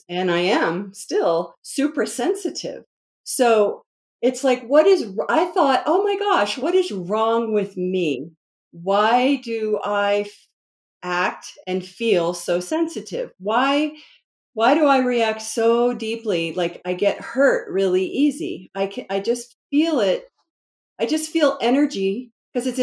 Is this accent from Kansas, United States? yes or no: no; DC metro area, Northern Virginia, United States; moved away; I'm originally from the East Coast, and it's like, you know, go, go, go, produce, you know, DC metro area, Northern Virginia. And mm-hmm. I grew up with that energy.